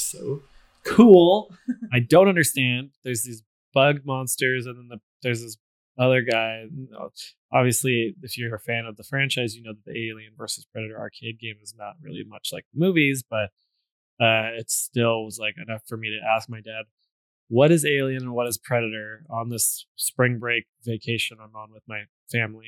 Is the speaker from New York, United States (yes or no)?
no; Seattle, Washington, United States; my family, and we're from Seattle